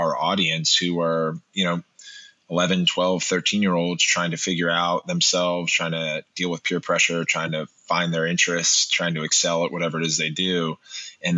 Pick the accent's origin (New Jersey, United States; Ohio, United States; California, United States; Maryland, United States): Maryland, United States; Montgomery Village; I grew up in Montgomery Village, Maryland.